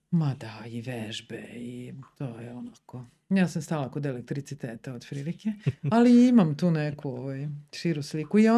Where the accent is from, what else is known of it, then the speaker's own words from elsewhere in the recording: Sombor, Vojvodina, Serbia; also born or lived in Zagreb / Subotica; ja sam iz Sombora, mm. nisam iz Beograda.